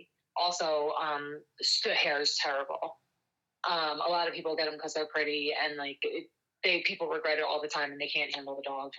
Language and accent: English; United States; being that I'm a transplant from Delaware County to here, and, like, the weather is definitely different